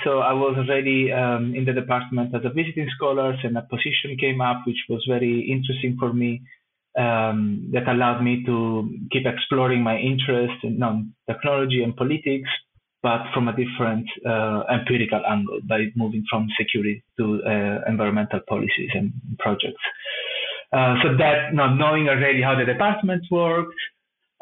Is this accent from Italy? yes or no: yes; Italy; moved away as an adult; also born or lived in Rome / Amsterdam; now in Sweden; I'm originally from Italy